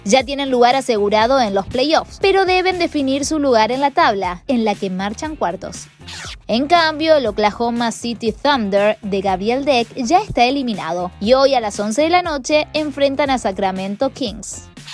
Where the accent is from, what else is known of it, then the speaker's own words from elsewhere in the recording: Córdoba, Argentina; soy cordobés